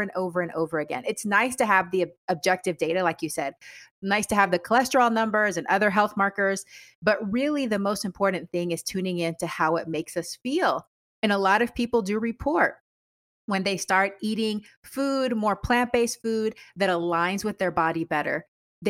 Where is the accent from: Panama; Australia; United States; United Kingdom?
Panama; moved away; I'm originally from Panama